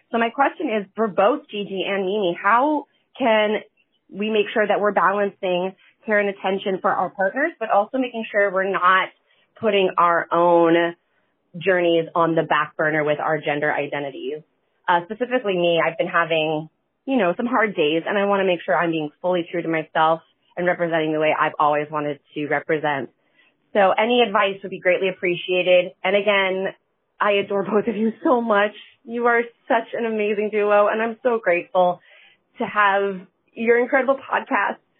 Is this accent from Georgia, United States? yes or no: yes; Ringgold, Georgia, United States; I am from Wrangell, Georgia, a really, really small town next to Chattanooga, Tennessee